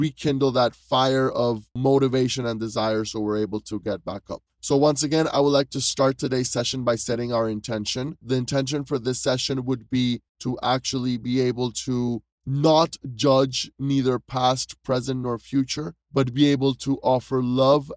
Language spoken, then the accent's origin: English; Panama City, Panama; I am originally from Panama City, Panama